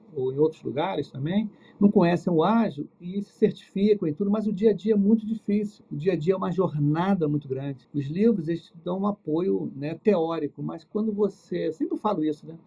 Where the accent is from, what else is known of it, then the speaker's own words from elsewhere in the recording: Rio de Janeiro, Brazil; eu sou aqui do Rio